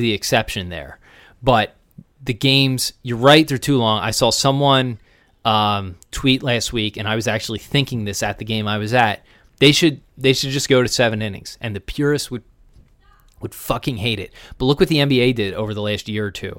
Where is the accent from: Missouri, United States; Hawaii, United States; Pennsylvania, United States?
Pennsylvania, United States; Springfield; also born or lived in Bucks County, Pennsylvania; I grew up in Springfield and Delco